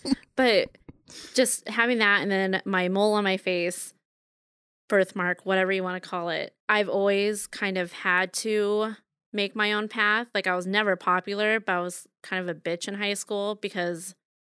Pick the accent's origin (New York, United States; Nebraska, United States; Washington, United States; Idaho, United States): Nebraska, United States; Bellevue; also born or lived in West Omaha; I grew up in Bellevue, Nebraska. So after that, I moved to West Omaha, which would basically be like where I live, Otsego, right now.